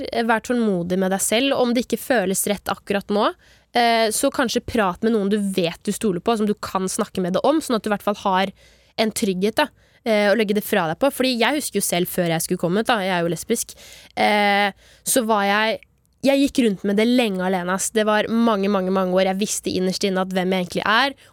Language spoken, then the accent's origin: Norwegian; Grimstad, Agder, Norway; Jeg er fra Grimstad.